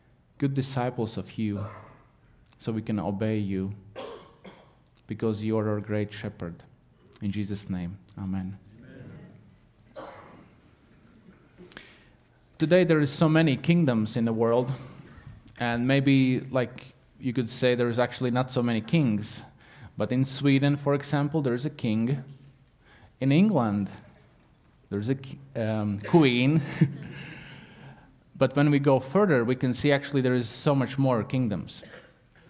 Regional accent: Latvia; English is a second language; moved away; I'm not English speaker. I'm Latvian

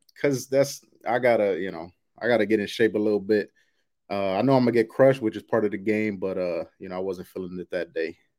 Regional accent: New York, United States; now in Roswell, United States; I'm originally from New York, but I, I live near Atlanta right now

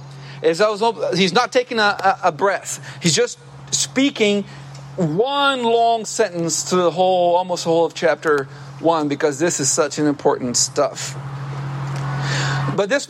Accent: Brazil; moved away; I used to work as a lifeguard growing up in Brazil on the beach, the ocean

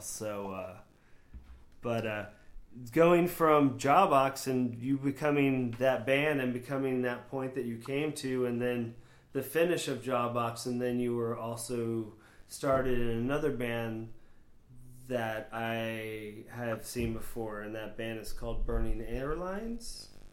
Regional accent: Florida, United States; born or raised there; also born or lived in New Hampshire

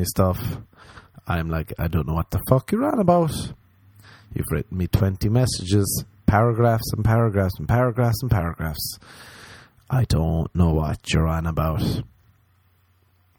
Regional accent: Ireland; I'm Irish

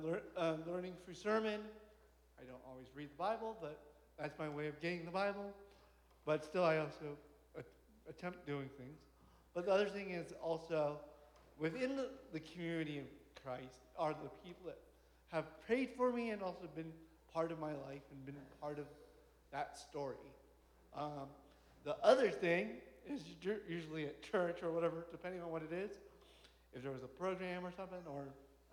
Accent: Hong Kong; moved away; I was born in Hong Kong

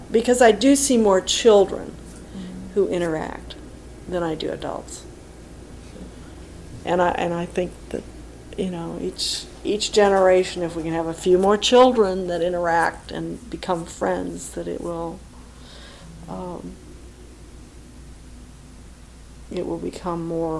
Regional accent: St. Louis, Missouri, United States; I grew up on Pinot, and okay. And they moved to on Donovan, which is in St. Louis Hills.

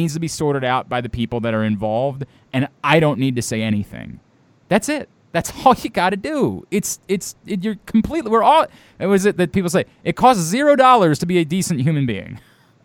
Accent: Baltimore, Maryland, United States; I'm from Baltimore

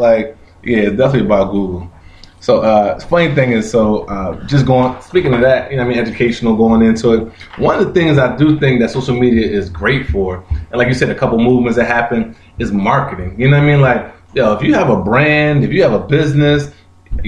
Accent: Pennsauken, New Jersey, United States; also born or lived in Camden, New Jersey; We grew up in Pensauken and Camden, very close to Camden.

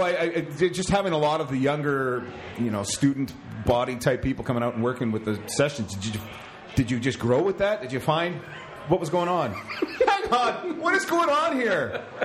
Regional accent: Canada; to be able to earn money as a Canadian in this sport in particular

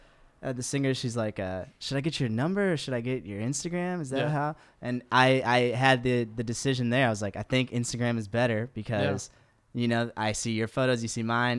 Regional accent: Chicago, Illinois, United States; moved away as an adult; also born or lived in New Jersey / Bloomington, Indiana; now in New York, United States; I was born in Jersey, okay. And then raised in Chicago.

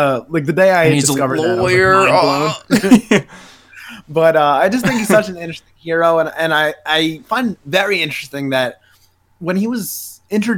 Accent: United States; as an American

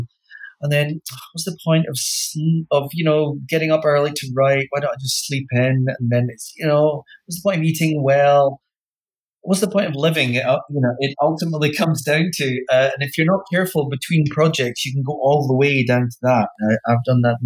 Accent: Wick, Scotland, United Kingdom; I grew up in Wick, yeah, which is about as far north as you can get falling off Britain

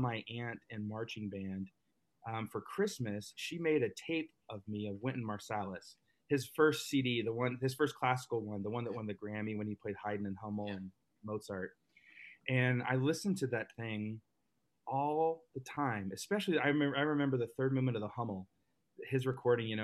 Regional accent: Dallas, Texas, United States; I grew up in Dallas, Texas

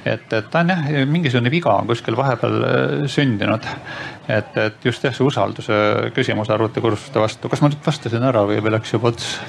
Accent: Saare County, Estonia; ma ise olen pärit Saaremaalt

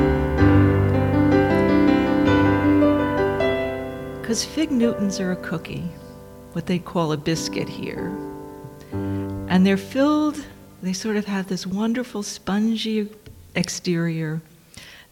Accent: Dobbs Ferry, New York, United States; moved away as an adult; now in Sydney, Australia; we grew up together in Dobbs Ferry, New York

